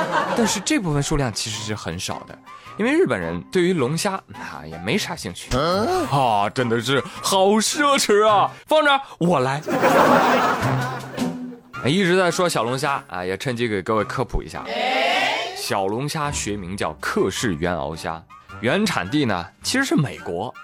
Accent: China; 我们中国人从来不惧怕什么外来物种

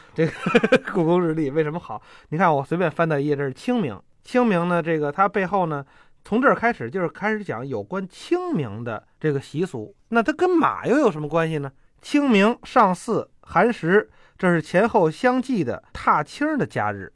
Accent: Beijing, China; 就跟我们北京人那个过去民国时候游二闸似的

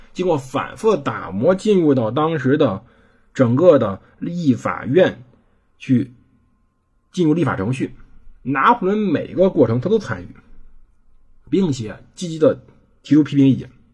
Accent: China; 我们中国人没契约精神

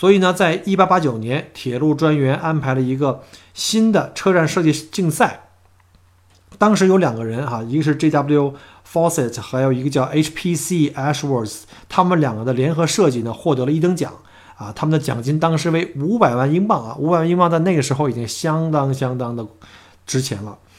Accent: Melbourne, Victoria, Australia; 所以呢，一直到现在呢，“Mimi under the clocks” 都是我们墨尔本人的一个特别的一个约会的一个用语啊。

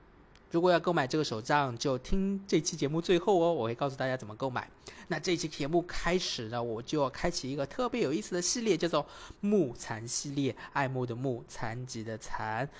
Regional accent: Suzhou, Jiangsu, China; 因为苏州有一个意式辅具，呃，他们也正好在我家乡居然有个辅具店在做白手杖

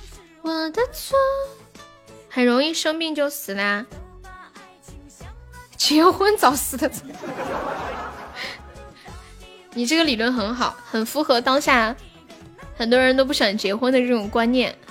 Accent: Sichuan, China; 我们四川话有一句话叫“腰房出老辈子”

